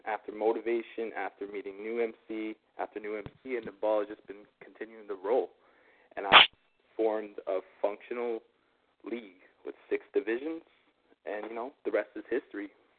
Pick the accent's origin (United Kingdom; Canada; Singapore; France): Canada; Well, being as is, I am Canadian right now, and I'm in Canada.